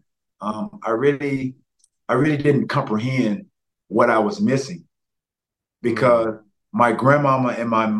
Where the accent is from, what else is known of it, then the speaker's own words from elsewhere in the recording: the South, United States; Growing up in the South